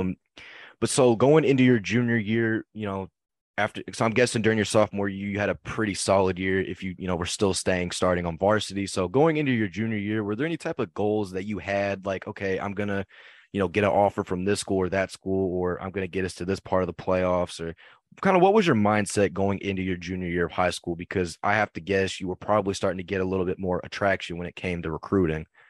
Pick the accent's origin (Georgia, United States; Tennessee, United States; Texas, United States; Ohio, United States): Texas, United States; Keller; me and Alon are both from Keller, Texas